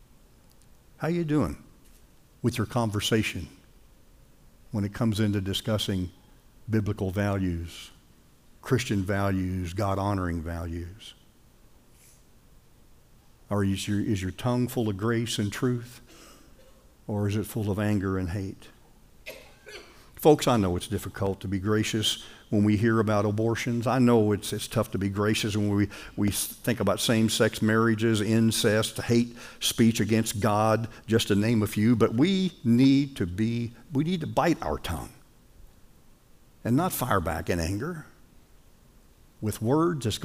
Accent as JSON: {"language": "English", "country": "United States", "said": "I'm an American"}